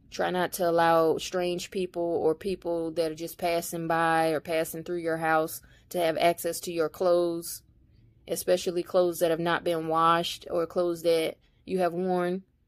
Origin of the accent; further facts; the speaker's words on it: United States; I'm indigenous to America. I belong here